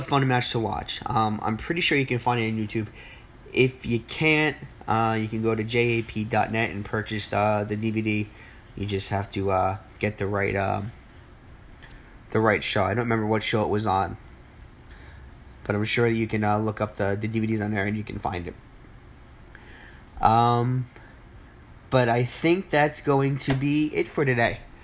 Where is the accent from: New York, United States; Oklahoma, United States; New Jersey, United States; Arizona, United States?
New Jersey, United States; my hometown, well, my home state, I should say, of New Jersey